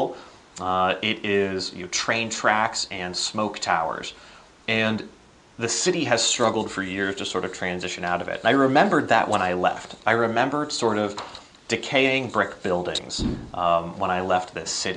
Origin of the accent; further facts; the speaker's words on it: Northwest Pennsylvania, United States; also born or lived in Washington, D.C.; back in my home state here in Northwest PA